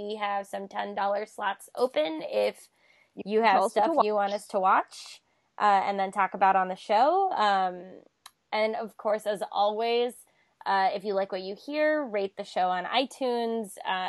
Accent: Florida, United States; also born or lived in West Virginia; I'm from Florida and West Virginia.

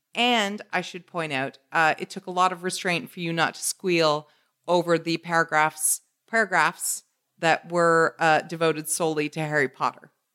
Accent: Canada; my Canadian bias

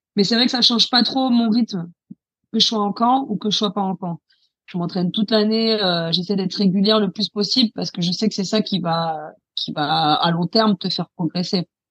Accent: France; moved away as an adult; also born or lived in Paris; now in England, United Kingdom; moi, je suis française

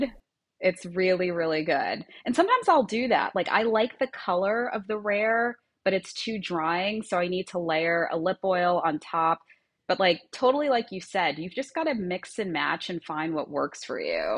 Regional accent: Long Island, New York, United States; moved away as an adult; now in Miami Beach, United States; I grew up in Long Island

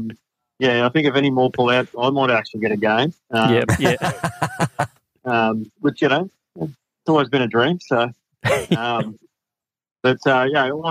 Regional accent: Queensland, Australia; as a Queenslander

